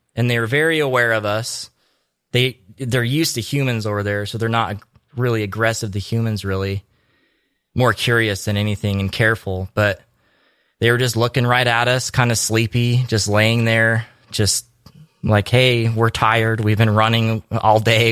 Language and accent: English; Utah, United States; also born or lived in Alaska; now in Homer, United States; I grew up in Utah.